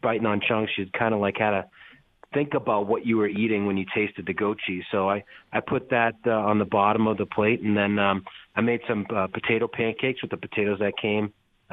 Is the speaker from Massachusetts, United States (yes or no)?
yes; Needham, Massachusetts, United States; also born or lived in Boston; I was born in Boston. I grew up in a little town called Needham.